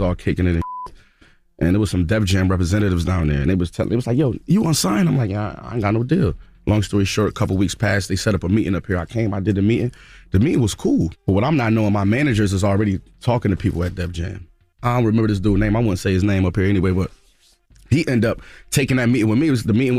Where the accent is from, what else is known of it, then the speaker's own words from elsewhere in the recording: Buffalo, New York, United States; accent: Buffalo; Even though me, I'm from Buffalo. I talk with a Buffalo accent, not a New York City accent.